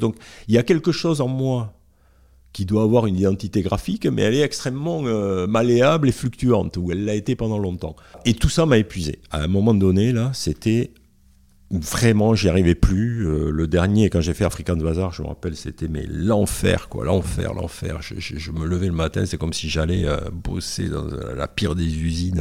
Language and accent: French; the South, southern France, France; accent: Sud; moved away as an adult; also born or lived in Paris / Toulouse; j'ai l'accent du Sud, mais à l'époque je l'avais beaucoup plus.